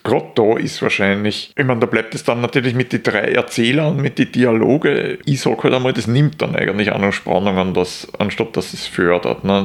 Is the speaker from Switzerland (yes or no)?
no; Austria; als Österreicher